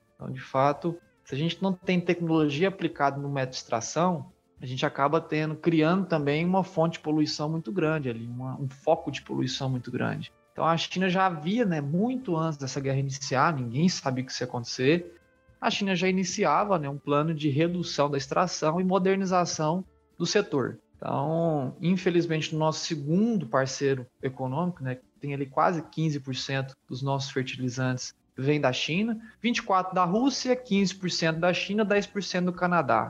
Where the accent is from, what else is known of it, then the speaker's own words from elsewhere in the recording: Brazil; nós como brasileiros